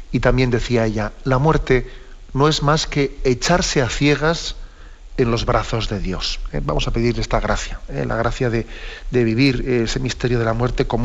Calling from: Cádiz, Andalusia, Spain; de Cádiz.

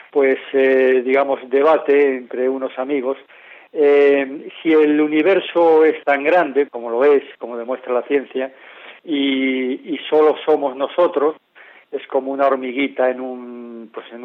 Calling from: Santiago de Compostela, Galicia, Spain; Buenas tardes … de Santiago de Compostela.

